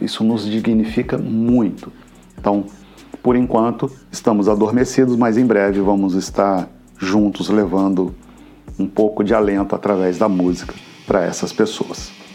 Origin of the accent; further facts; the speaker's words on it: Juiz de Fora, Minas Gerais, Brazil; moved away as an adult; now in Cabo Frio, Brazil; Eu venho de Minas Gerais, sou oriundo das Minas Gerais, de Juiz de Fora